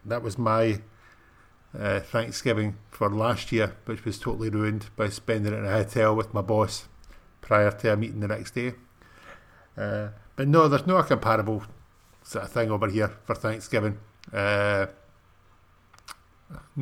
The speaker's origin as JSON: {"language": "English", "region": "Scotland", "country": "United Kingdom", "said": "being British"}